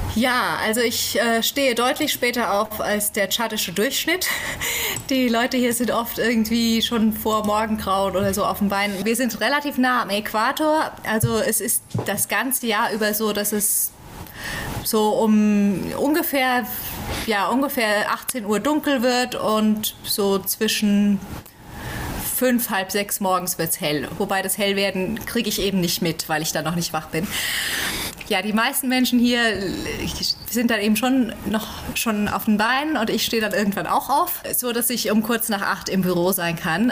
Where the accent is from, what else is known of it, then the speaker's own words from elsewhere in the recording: Central Hesse, Germany; moved away as an adult; now in Chad; ich komme aus Deutschland, aus dem schönen Mittelhessen, im Dreiländereck äh, Hessen, Nordrhein-Westfalen, Rheinland-Pfalz